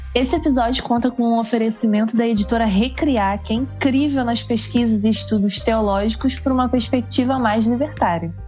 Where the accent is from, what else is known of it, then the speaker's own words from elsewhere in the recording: Duque de Caxias, Rio de Janeiro, Brazil; Eu sou da Baixada, né? Sou do, de Duque de Caxias.